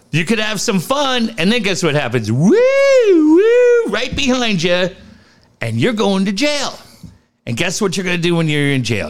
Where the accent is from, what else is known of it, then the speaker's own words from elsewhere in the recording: Cardiff, California, United States; I grew up in Cardiff